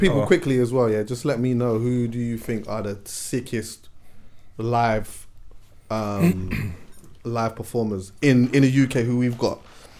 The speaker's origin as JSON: {"language": "English", "country": "Jamaica", "said": "See, like, as a Jamaican as well, yeah."}